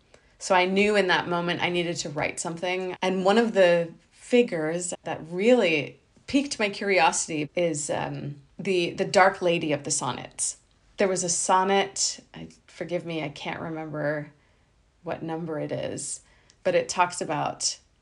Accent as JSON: {"language": "English", "country": "India", "said": "what struck me was that I, as an Indian woman, have fallen in love with the epitome of English literature. English being the colonizer of my people"}